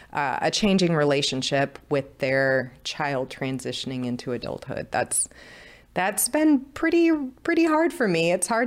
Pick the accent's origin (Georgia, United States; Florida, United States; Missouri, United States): Missouri, United States; St. Louis; in just by being out of this, out of St. Louis, kind of out of my